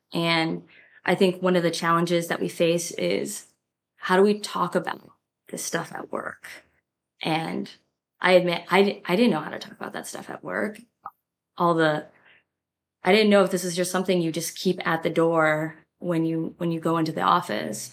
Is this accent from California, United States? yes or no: yes; San Jose, California, United States; moved away as an adult; now in New York, United States; I'm from San Jose. I grew up in the Bay Area